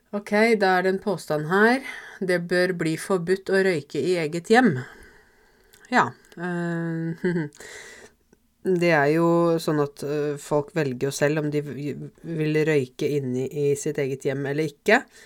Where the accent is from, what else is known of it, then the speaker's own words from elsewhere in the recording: Norway; Norge er hjemlandet mitt